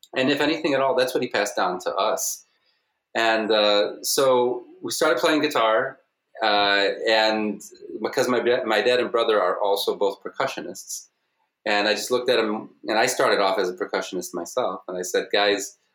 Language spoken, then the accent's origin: English; southwest suburbs of Chicago, Illinois, United States